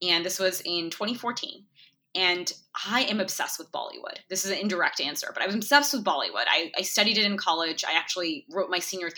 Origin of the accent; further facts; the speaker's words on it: New York City, New York, United States; also born or lived in India; I was born in India. I moved to America when I was three. I moved to New York City.